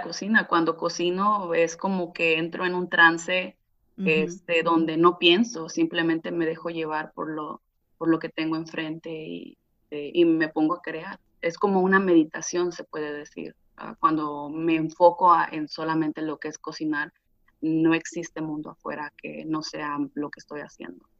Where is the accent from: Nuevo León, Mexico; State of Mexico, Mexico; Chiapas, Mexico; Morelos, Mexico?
State of Mexico, Mexico; Ixtapan de la Sal; now in California, United States; yo soy originaria de Ixtapan de la Sal, México